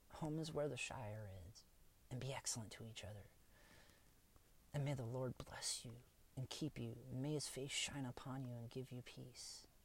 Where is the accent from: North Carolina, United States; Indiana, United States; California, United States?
Indiana, United States; Kokomo; now in Fort Wayne, United States; my hometown of Kokomo